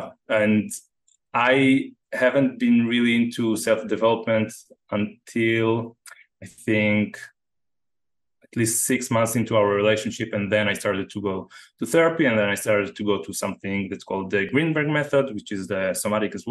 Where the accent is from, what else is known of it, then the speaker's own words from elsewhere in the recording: Jerusalem, Jerusalem District, Israel; moved away as an adult; also born or lived in San Diego / Costa Rica; I was born in Jerusalem in the same house. I grew up in the same house there until I was like 23